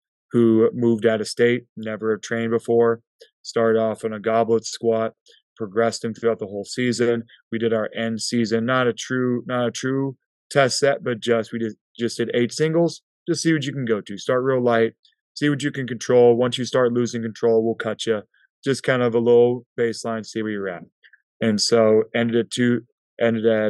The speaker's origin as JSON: {"language": "English", "town": "Prescott", "region": "Arizona", "country": "United States", "tie": "born or raised there", "said": "growing up in Prescott, Arizona"}